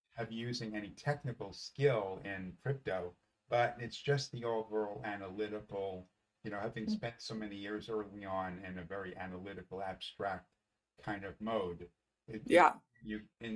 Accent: New York City, New York, United States; I grew up in the Bronx. I grew up in the Bronx in a Jewish home

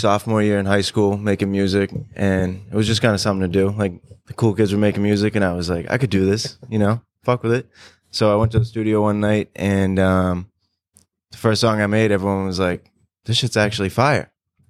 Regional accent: North Reading, Massachusetts, United States; also born or lived in Dracut, Massachusetts / Woburn, Massachusetts; now in Lawrence, United States; I was born in North Reading.

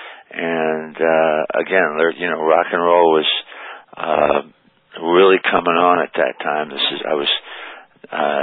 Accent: South Bend, Indiana, United States; also born or lived in Dayton, Ohio / Niles, Michigan; now in Cedar Grove, United States; I was born in Dayton, Ohio. And my father was in the hotel business, managed a hotel there. We weren't there very long. Moved to South Bend, Indiana when I was, like 1 year old, years old. And sort of vacillated between South Bend and Niles, Michigan

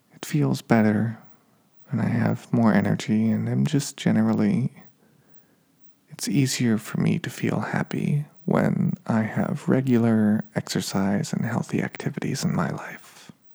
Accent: Reno, Nevada, United States; now in Los Angeles, United States; growing up in Reno, Nevada

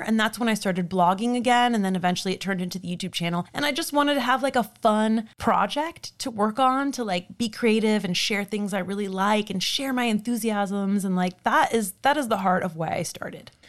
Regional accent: Miami, Florida, United States; moved away as an adult; also born or lived in Orlando, Florida; I was born and raised in Miami, Florida, and we now live in Orlando

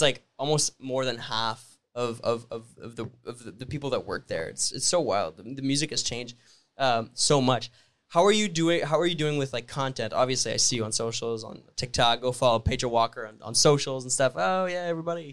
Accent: Sudbury, Ontario, Canada; I'm from Sudbury, Ontario.

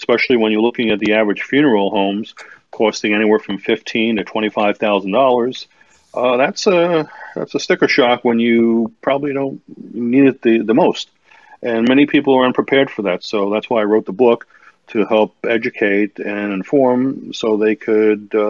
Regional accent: New York City, New York, United States; I'm originally from New York City

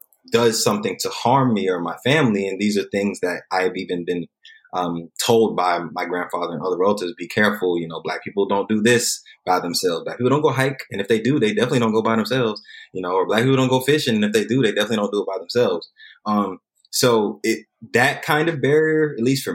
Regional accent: South Carolina, United States; I was born and raised in South Carolina, a small town

